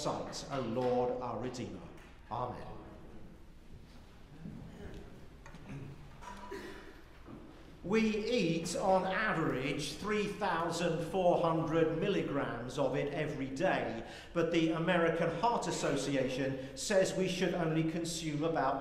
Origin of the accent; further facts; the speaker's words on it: United Kingdom; moved away as an adult; now in United States; I'm British